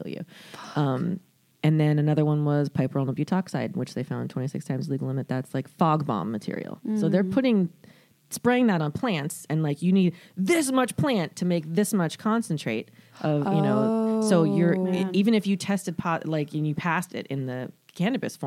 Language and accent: English; Florida, United States; I'm from Florida.